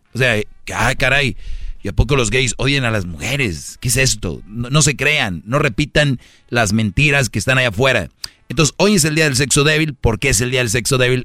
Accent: Monterrey, Nuevo León, Mexico; yo también soy de Monterrey

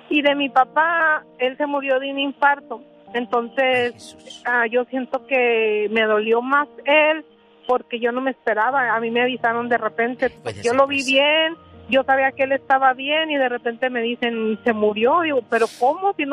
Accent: Chihuahua, Mexico; yo soy de Chihuahua, todos dicen que yo digo que mucho las...

